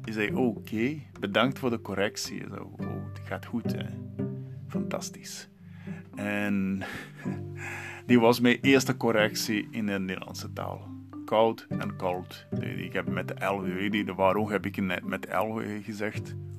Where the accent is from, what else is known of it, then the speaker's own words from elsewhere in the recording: Santos, São Paulo, Brazil; first language Portuguese; Dutch is a second language; moved away as an adult; now in Heerlen, Netherlands; ik ben daar geboren en 32 jaar daar gewoond.